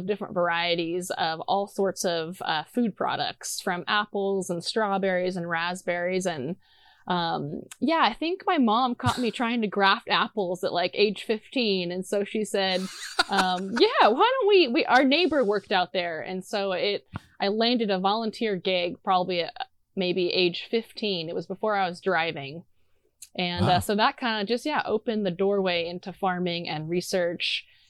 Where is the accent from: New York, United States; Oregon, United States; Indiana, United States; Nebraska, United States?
Oregon, United States; Corvallis; now in Bellingham, United States; I grew up in Corvallis.